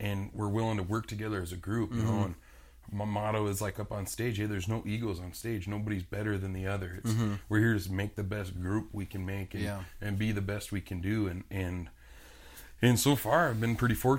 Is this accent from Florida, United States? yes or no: no; Rapid City, South Dakota, United States; it's my hometown, it's where I was born and raised